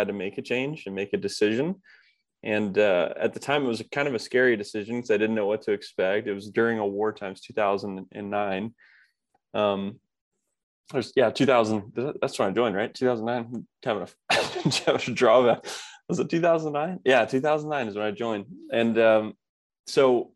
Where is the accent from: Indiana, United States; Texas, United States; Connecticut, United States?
Indiana, United States; Kokomo; I grew up in the Midwest, more of a blue collar town. It's called Kokomo, Indiana